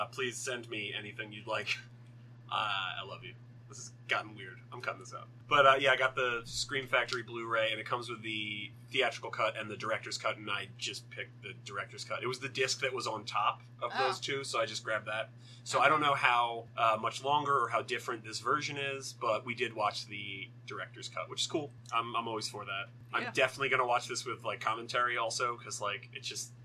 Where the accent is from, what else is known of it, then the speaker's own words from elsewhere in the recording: United States; I'm American